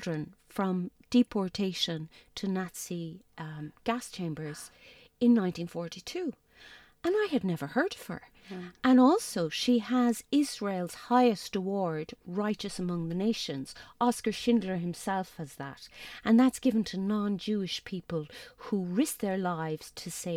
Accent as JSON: {"language": "English", "town": "Tralee", "region": "Munster", "country": "Ireland", "tie": "born or raised there", "said": "it was a gras that went right back to my childhood, because I'm from Tralee"}